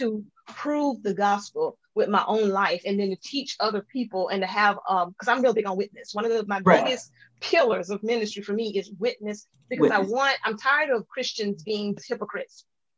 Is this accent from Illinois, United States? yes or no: no; LaGrange, Georgia, United States; moved away; I grew up in LaGrange, Georgia, on the other side of the state.